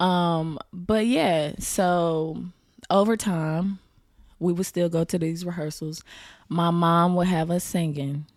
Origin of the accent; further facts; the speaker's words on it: Tampa, Florida, United States; also born or lived in Riverview, Florida; I grew up in Tampa